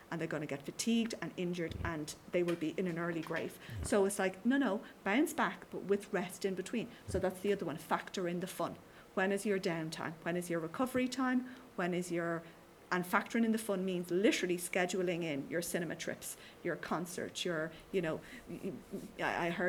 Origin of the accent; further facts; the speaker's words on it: Skerries, Leinster, Ireland; Yeah, and I say, you know, I'm from Skerries.